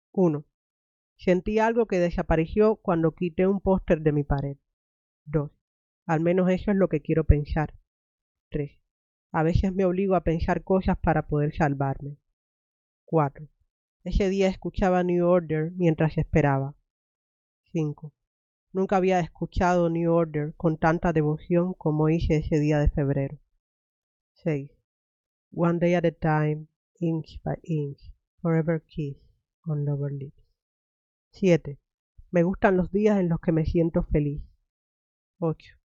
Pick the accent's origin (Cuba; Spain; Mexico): Cuba; yo soy cubana